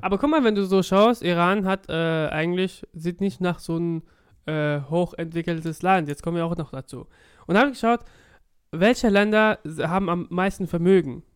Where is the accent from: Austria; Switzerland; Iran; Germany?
Germany; Offenburg, Baden-Württemberg; now in Cologne, Germany; Offenburg, meine Heimatstadt damals